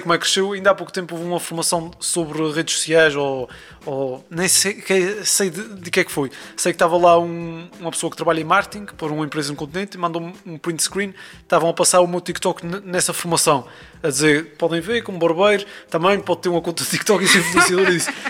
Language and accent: Portuguese; Azores, Portugal; sou dos Açores